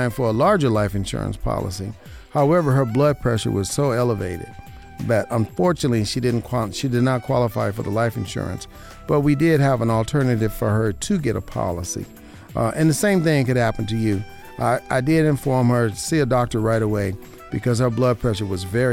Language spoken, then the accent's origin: English; Las Vegas, Nevada, United States; born and raised in Vegas